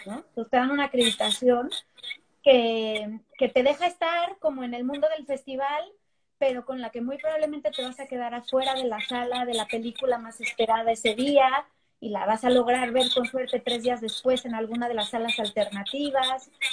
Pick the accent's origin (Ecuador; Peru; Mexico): Mexico; now in New York, United States; los que somos de México